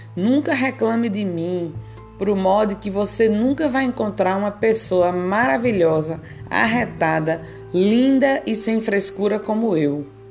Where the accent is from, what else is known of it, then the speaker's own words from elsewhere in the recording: Northeast Region, Brazil; nordestinas que demonstram carinhosamente o nosso jeito de amar